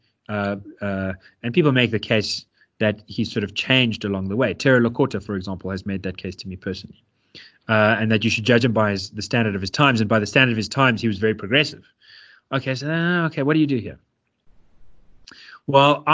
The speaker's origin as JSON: {"language": "English", "town": "Johannesburg", "region": "Gauteng", "country": "South Africa", "tie": "born or raised there", "said": "I grew up in Yeovil"}